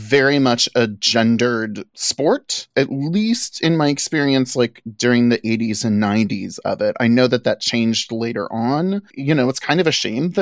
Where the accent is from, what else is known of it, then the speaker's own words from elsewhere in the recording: New Orleans, Louisiana, United States; I was born and raised in New Orleans